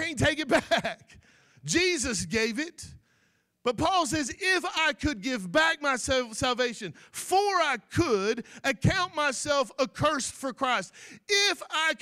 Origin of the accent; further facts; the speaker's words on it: Florida, United States; I'm not from Arkansas, and I'm not from Louisiana. I'm just an old cracker from Florida